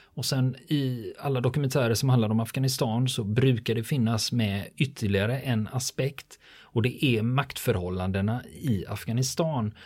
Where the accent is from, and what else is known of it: Sweden